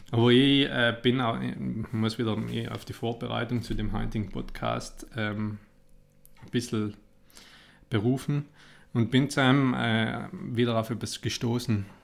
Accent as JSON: {"language": "German", "country": "Italy", "said": "ich bin Italiener"}